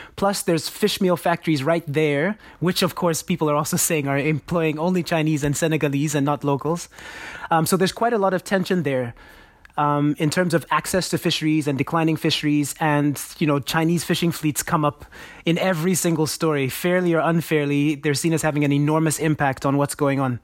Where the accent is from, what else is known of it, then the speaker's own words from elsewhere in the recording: Nigeria; I grew up in Nigeria myself